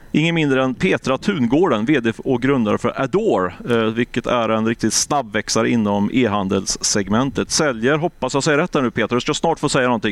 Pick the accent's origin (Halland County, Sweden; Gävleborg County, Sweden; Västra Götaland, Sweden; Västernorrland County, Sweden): Västra Götaland, Sweden; Ljungskile; moved away; Jag är ju från från Ljungskile, men det är sju mil norr om Göteborg, så det är mina trakter.